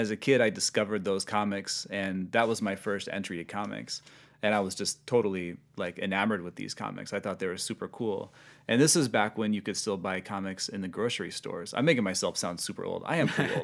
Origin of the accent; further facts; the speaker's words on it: Sioux City, Iowa, United States; moved away as an adult; also born or lived in Portland, Oregon; now in Los Angeles, United States; born and raised in Sioux City.